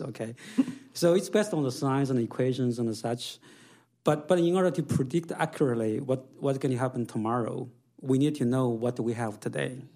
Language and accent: English; China; now in United States; I grew up in China in a, in, in a farm